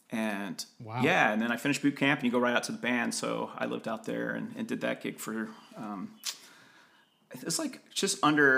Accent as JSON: {"language": "English", "region": "Midwest", "country": "United States", "tie": "born or raised there", "said": "As a kid growing up in the Midwest, like Colorado was so fascinating to me."}